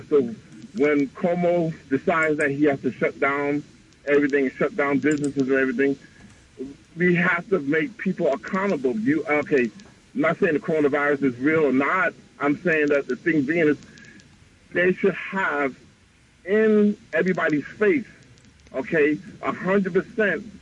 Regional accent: Queens, New York, United States; I'm from Queens.

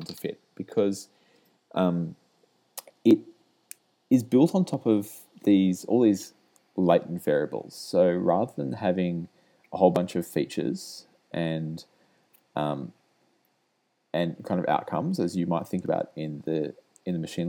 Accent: Australia; moved away as an adult; now in United States; I'm Australian, as you could probably work out, and I moved over here about 15 months ago

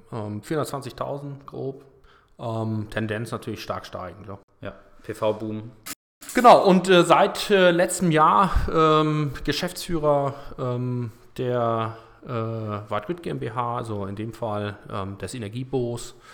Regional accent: Kiel, Schleswig-Holstein, Germany; born there; ähm, 40 Jahre alt, ähm, geboren in Kiel

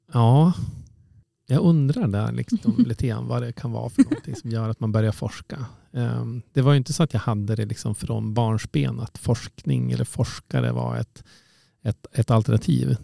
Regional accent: Umeå, Västerbotten County, Sweden; also born or lived in Uppsala; Jag är född och uppvuxen i, i Umeå

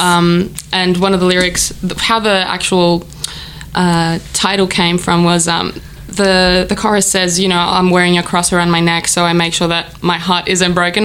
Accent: Athens, Attica, Greece; now in Melbourne, Australia; I was born and raised in Athens, and I started playing classical piano

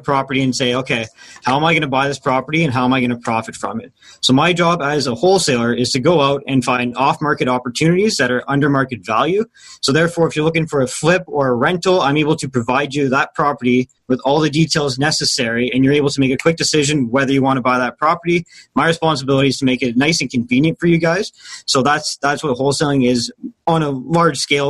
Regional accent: Timmins, Ontario, Canada; moved away as an adult; also born or lived in Hamilton, Ontario; now in London, Canada; I'm from Timmins, Ontario.

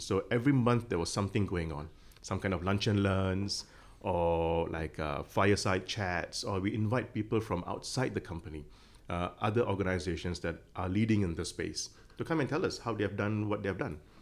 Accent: Malaysia; now in Hong Kong; I'm Malaysian

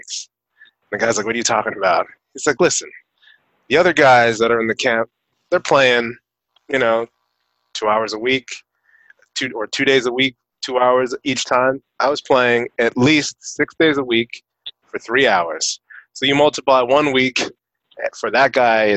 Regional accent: Northeast, United States; growing up in the Northeast

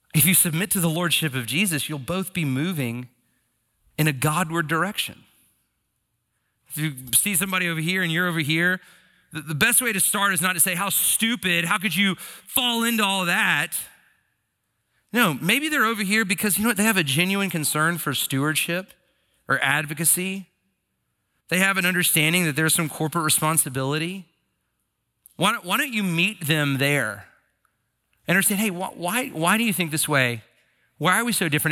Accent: United States; as American citizens

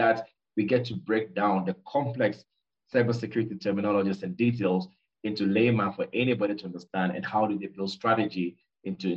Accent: Ghana; moved away as an adult; also born or lived in Kenya / South Korea; now in Nairobi, Kenya; I am writer based in Nairobi, Kenya, but originally I'm from Ghana. But I've been in Kenya and South Korea for the past 20 years

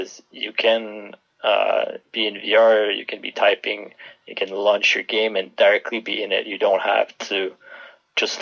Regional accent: Canada; moved away; I'm Canadian

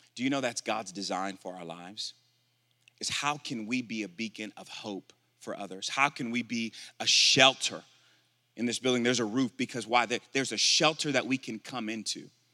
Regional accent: Milwaukee, Wisconsin, United States; moved away; also born or lived in Tulsa, Oklahoma; I'm originally from Milwaukee, Wisconsin.

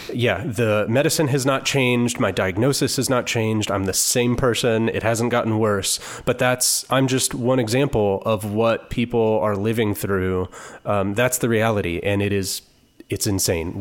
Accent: Topeka, Kansas, United States; moved away as an adult; now in Kansas City, United States; I was born and raised in Topeka.

